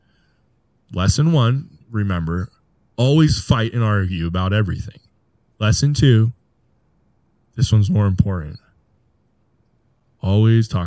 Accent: Colorado, United States; I'm from Colorado

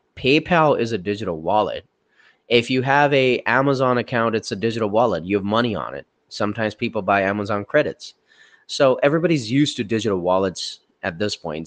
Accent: India; moved away; all the way from my home country, India

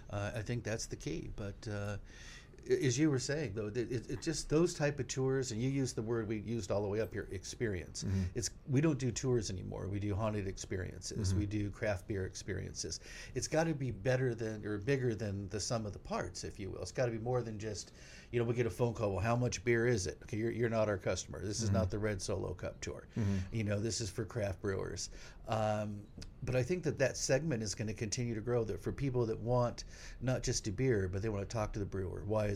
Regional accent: California, United States; We're from California.

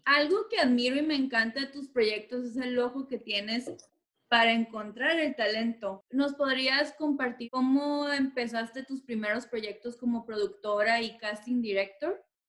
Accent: Tijuana, Baja California, Mexico; now in Los Angeles, United States; yo vengo de Tijuana

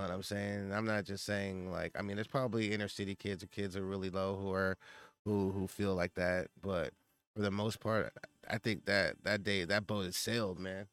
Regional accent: San Francisco, California, United States; we grew up in San Francisco

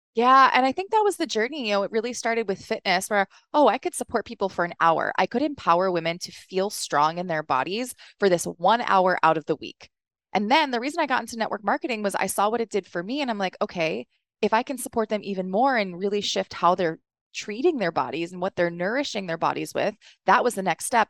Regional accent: East Coast, United States; also born or lived in New York; I grew up on the East Coast

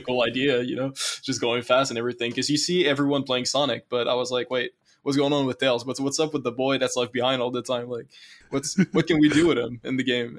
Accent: Canada

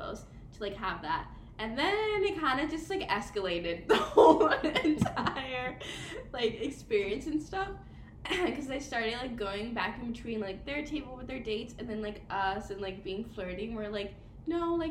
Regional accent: New Jersey, United States; now in Washington, D.C., United States; Faye and I were like, Jersey

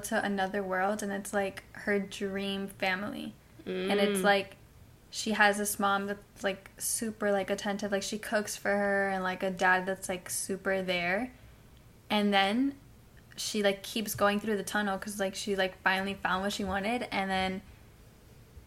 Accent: Hialeah, Florida, United States; also born or lived in Pembroke Pines, Florida; I'm from Hialeah.

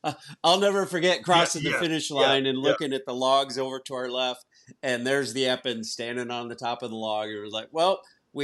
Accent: Des Moines, Iowa, United States; I'm from Des Moines

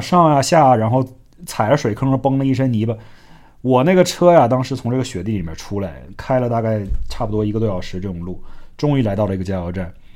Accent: Northeast China, China; now in United States; 我们这种在东北长大的小孩儿

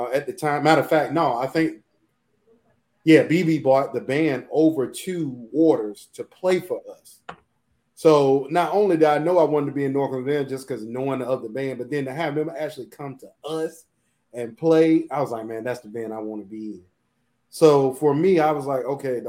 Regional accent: Portsmouth, Virginia, United States; I'm from Portsmouth, Virginia.

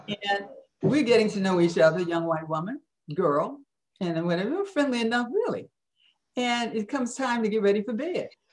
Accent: Chicago, Illinois, United States; living on the west side of Chicago.

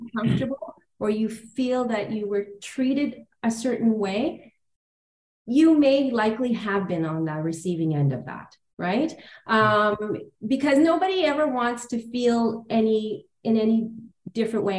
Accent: Toronto, Ontario, Canada; I grew up on the Danforth, you know, a mm. little big town.

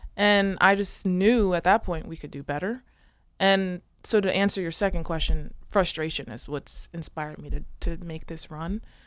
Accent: Newark, Delaware, United States; So, I grew up in Newark, outside the city limits

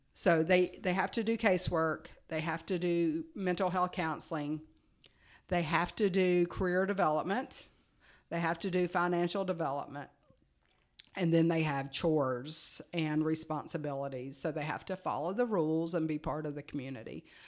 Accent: United States; moved away as an adult; now in Frisco, United States; we're from Virginia, Tennessee area, where Virginia and Tennessee touch

